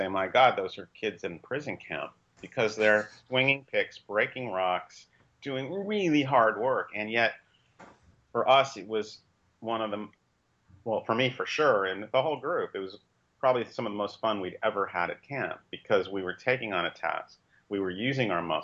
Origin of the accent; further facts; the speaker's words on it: Los Angeles, California, United States; I was born and raised in Los Angeles in the mid-1950s